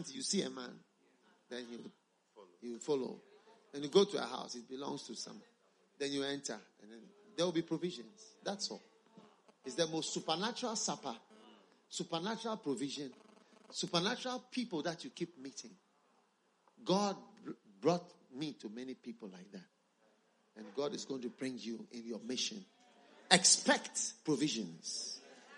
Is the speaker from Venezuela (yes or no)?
no; Ghana; We come from Ghana